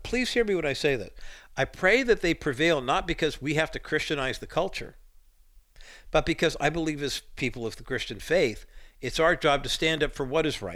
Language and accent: English; Orange County, California, United States; also born or lived in Whittier, California; I was born in Whittier, not too far from Compton, and then grew up in Orange County